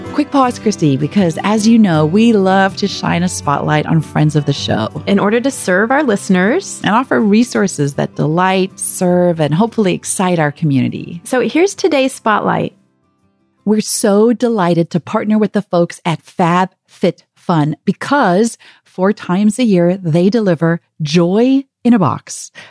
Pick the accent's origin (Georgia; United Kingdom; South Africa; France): South Africa; also born or lived in Kyiv, Ukraine; now in United States; I'm from South Africa originally. I've lived in the States